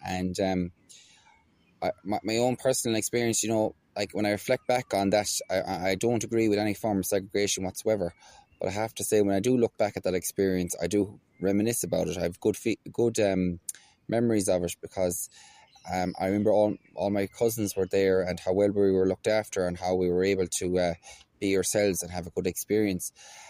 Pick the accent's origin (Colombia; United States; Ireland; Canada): Ireland; Galway, Connacht; I'm an Irish traveller. I was born in Galway City, and I was born and raised really in the shadow of NUI Galway.